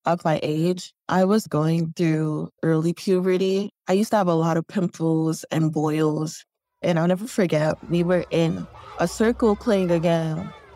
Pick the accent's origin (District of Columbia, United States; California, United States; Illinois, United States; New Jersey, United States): Illinois, United States; Chicago; growing up in Chicago on the South Side.